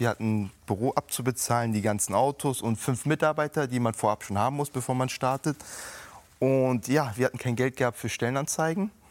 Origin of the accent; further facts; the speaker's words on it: Hamburg, Germany; sage ich, ich bin immer ein waschechter Hamburger.